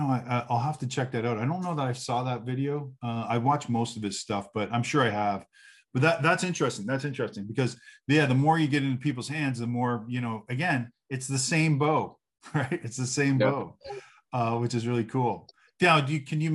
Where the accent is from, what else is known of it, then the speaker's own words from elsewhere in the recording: Canada; moved away; I'm Canadian